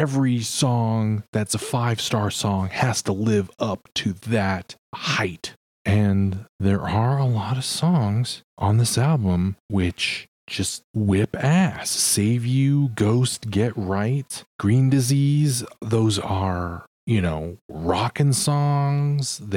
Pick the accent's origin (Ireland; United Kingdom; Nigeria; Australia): Australia; I'm from Australia and managed to hear it at an … solo show in Melbourne back in 2014.